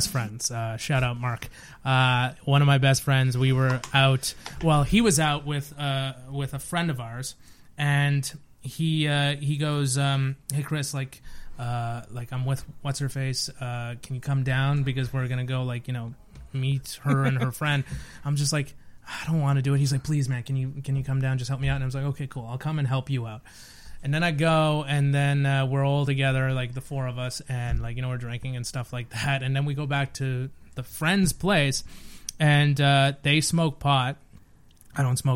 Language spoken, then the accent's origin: English; Bedford, Nova Scotia, Canada; I grew up in Bedford, Nova Scotia